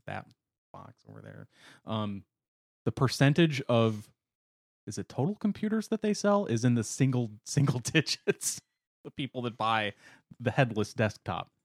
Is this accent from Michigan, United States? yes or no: no; Wisconsin, United States; I'm from Wisconsin, where we have a city called lacrosse